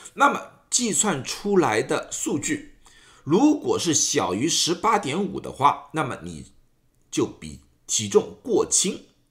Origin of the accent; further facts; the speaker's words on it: China; 我们中国人